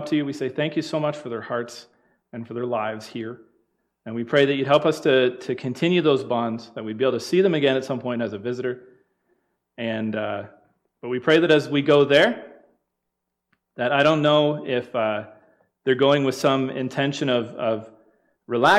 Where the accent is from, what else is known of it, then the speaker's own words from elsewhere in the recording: London, Ontario, Canada; Us Ontario people